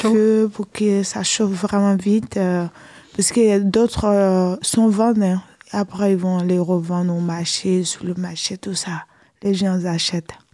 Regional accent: Côte d’Ivoire; now in France; chez moi, en Côte d'Ivoire

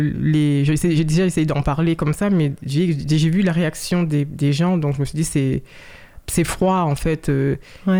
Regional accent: Saint-Cloud, Île-de-France, France; Je suis né en France, euh, à Saint-Cloud, dans les Hauts-de-Seine

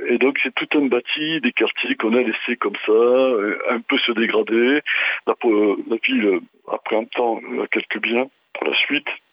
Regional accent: Marseille, Provence-Alpes-Côte d'Azur, France; je suis à Marseille, je suis marseillais, euh, je suis né, voilà, j'ai 62 ans, donc je connais un peu, un peu la ville

